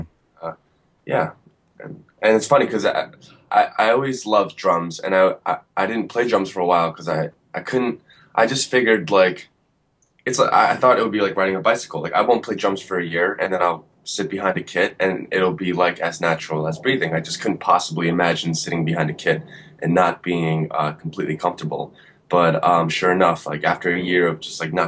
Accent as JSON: {"language": "English", "town": "Woodbridge", "region": "New Jersey", "country": "United States", "tie": "born or raised there", "said": "I actually grew up in Central Jersey, like Woodbridge area, Middlesex County, like suburban Jersey"}